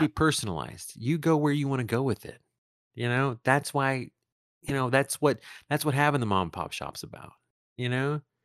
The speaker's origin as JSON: {"language": "English", "town": "Tegucigalpa", "region": "Francisco Morazán", "country": "Honduras", "also_born_or_lived": "Texas", "moved": "yes", "said": "the town I'm from"}